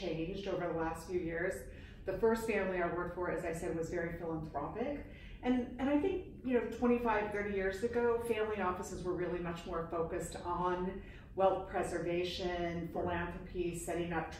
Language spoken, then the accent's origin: English; Utah, United States; moved away as an adult; now in New York, United States; I'm a transplanted New Yorker. I grew up in Utah. Moved to New York shortly after graduating from college